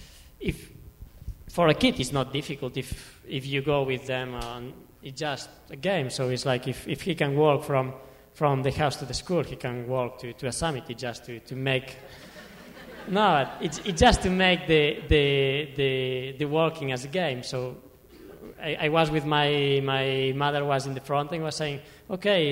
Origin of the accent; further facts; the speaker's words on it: Pyrenees, Catalonia, Spain; English is a second language; I was born there. I was born in the Pyrenees.